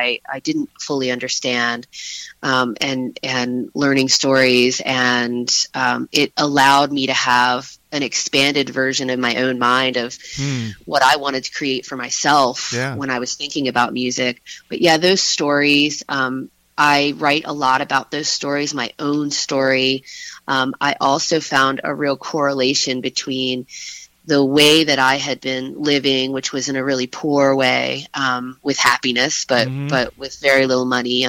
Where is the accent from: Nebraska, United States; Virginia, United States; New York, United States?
Virginia, United States; Harrisonburg; also born or lived in Elkton, Virginia; So I grew up in the Shenandoah Valley. Originally, I grew up in Harrisonburg, although we moved